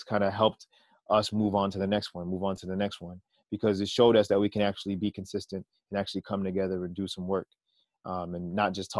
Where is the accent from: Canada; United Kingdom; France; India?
Canada; as Canadian artists